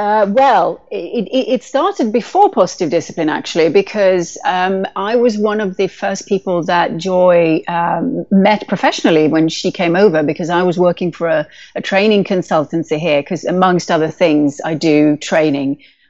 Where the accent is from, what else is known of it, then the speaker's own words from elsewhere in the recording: India; also born or lived in Sweden / Canada; European by birth, Swedish by birth, but my mom worked for the Swedish Foreign Service. So I was brought up in India and in Canada.